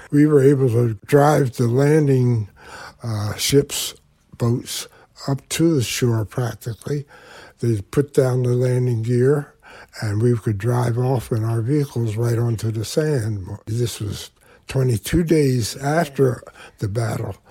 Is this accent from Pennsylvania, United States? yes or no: yes; Willow Grove, Pennsylvania, United States; I was born in Willow Grove, Pennsylvania. There's a little s, section where the blacks lived called Crestmont